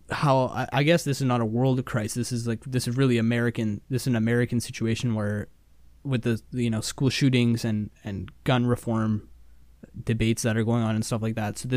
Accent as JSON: {"language": "English", "country": "Canada", "said": "we're Canadian."}